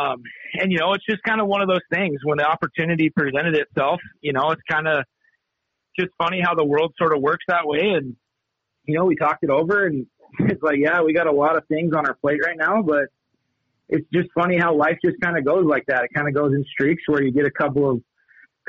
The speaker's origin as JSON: {"language": "English", "town": "Missoula", "region": "Montana", "country": "United States", "tie": "born or raised there", "also_born_or_lived": "Havre, Montana", "moved": "as an adult", "lives_now": "Kalispell, United States", "said": "I'm actually originally from Missoula. So I grew up in Missoula"}